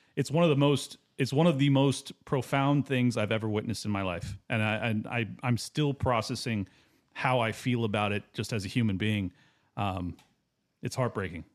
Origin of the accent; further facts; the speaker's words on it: San Diego, California, United States; I grew up in San Diego, right next to Camp Pendleton